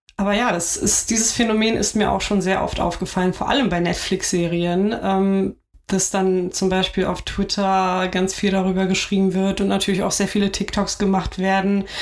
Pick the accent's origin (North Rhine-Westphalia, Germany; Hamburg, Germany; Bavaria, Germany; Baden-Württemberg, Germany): Hamburg, Germany; ich bin hier geboren, ich bin hier aufgewachsen